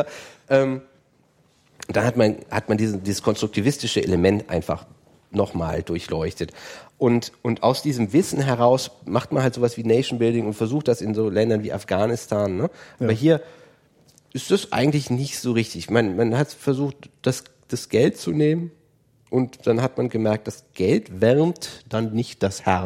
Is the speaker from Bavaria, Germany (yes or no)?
no; Aachen, North Rhine-Westphalia, Germany; ich habe das in, in Aachen, ich komme aus Aachen, äh, war es natürlich so, dass man sich auch in Holland aufgehalten hat.